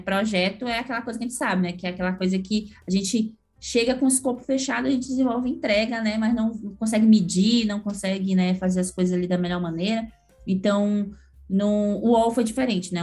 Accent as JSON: {"language": "Portuguese", "town": "Manaus", "region": "Amazonas", "country": "Brazil", "moved": "as an adult", "lives_now": "São Paulo, Brazil", "said": "sou manauara, né, mas que mora em São Paulo já tem 11 anos"}